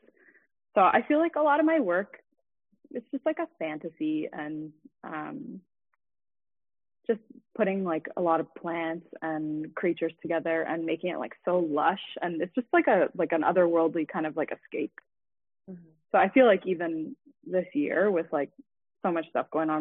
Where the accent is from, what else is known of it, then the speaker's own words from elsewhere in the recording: Richmond Hill, Ontario, Canada; also born or lived in Toronto; I was born in Toronto, but we moved to Richmond Hill when I was like 5, so I lived there for like until I was finished high school.